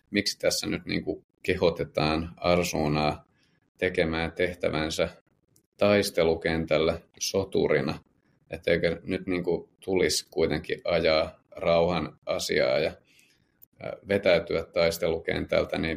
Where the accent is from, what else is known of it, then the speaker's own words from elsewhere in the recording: Södertälje, Stockholm County, Sweden; now in Finland; heinäkuun alussa, mutta et sitä enemmän muistan tosiaan kotikaupungissa Södertäljessä, niin siellä aika lyhyen ajan sisällä